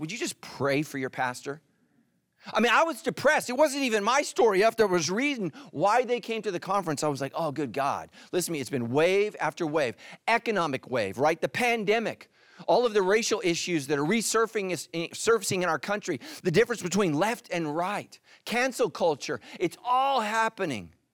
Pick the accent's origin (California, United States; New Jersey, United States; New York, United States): California, United States; I'm not from the South. I'm from California, I promise you, my whole life